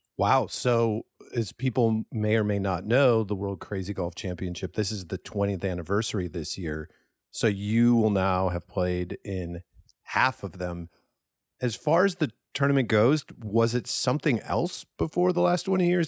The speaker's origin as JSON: {"language": "English", "region": "Minnesota", "country": "United States", "tie": "born or raised there", "said": "growing up in Minnesota"}